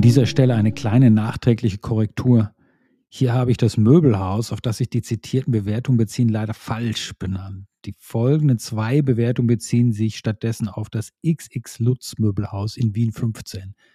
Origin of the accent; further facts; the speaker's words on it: Hilden, North Rhine-Westphalia, Germany; in Hilden, meiner Geburtsstadt